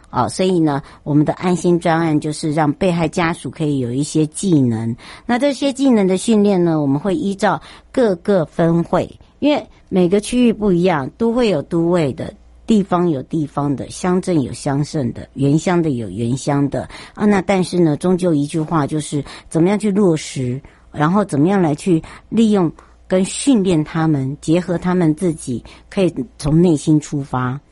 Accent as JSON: {"language": "Chinese", "country": "Taiwan", "said": "我们台湾人真的很好，台湾人的温暖，台湾人的人情味"}